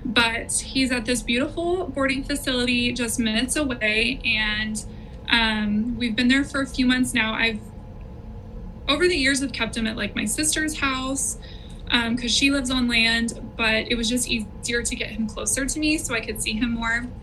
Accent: Orange County, California, United States; also born or lived in Temecula Valley, California; now in Temecula, United States; I was born in Orange County, more in like the city

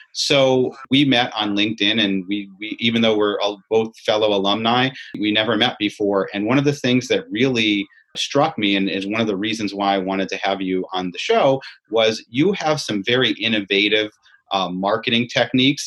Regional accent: Syracuse, New York, United States; I grew up in Syracuse, as you see by my orange shirt

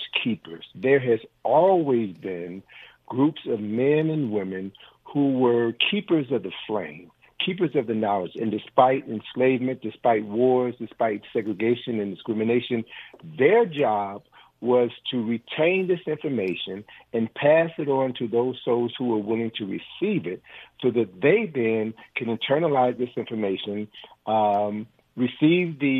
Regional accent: Chicago, Illinois, United States; now, I'm from Chicago

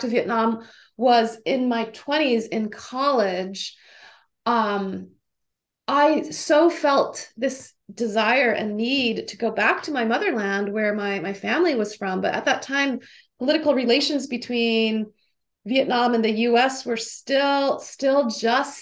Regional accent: Honolulu, Hawaii, United States; now in California, United States; I was born and raised in Honolulu, Hawaii

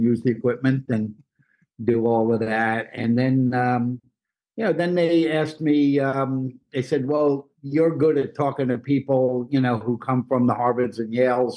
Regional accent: New York City, New York, United States; I grew up in Brooklyn, family, you know, basically immigrant stock

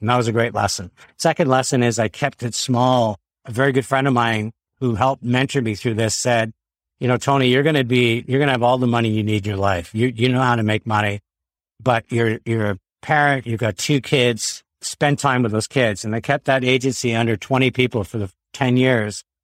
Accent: Quebec, Canada; We grew up in Quebec

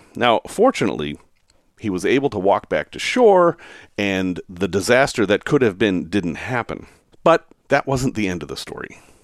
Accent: Salem, Massachusetts, United States; I grew up in Salem, Massachusetts, which is a heavily storied place

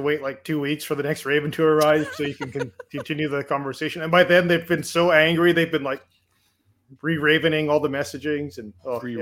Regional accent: Canada; I'm Canadian

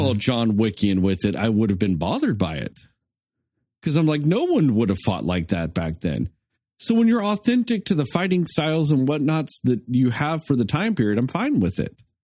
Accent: United States; I'm an American at this point.

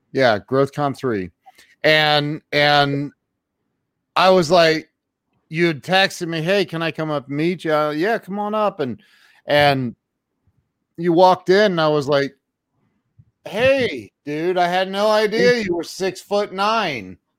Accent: Ohio, United States; I'm from the Midwest

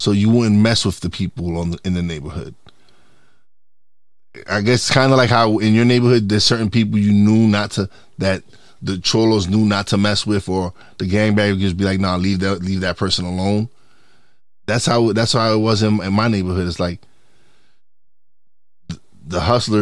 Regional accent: New York City, New York, United States; I grew up in East New York, Brooklyn.

